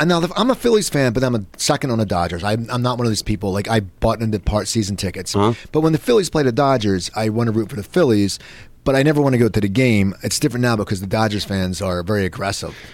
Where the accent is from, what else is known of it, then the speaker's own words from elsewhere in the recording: Philadelphia, Pennsylvania, United States; me growing up in Philadelphia